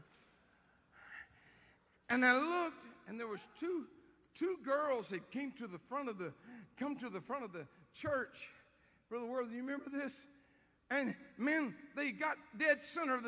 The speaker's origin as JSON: {"language": "English", "region": "Louisiana", "country": "United States", "said": "I'm from Louisiana"}